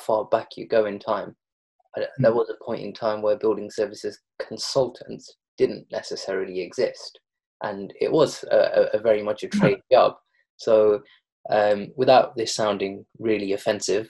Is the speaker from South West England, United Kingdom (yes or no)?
no; Derby, East Midlands, United Kingdom; I'm originally from Derby.